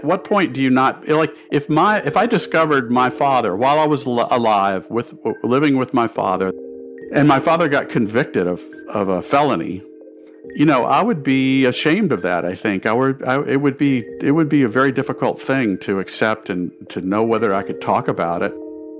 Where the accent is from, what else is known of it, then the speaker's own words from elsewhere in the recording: the South, United States; now in New York City, United States; I've lived most of my life in New York City, and yet, I feel this deep connection with the South. I'm a Southerner.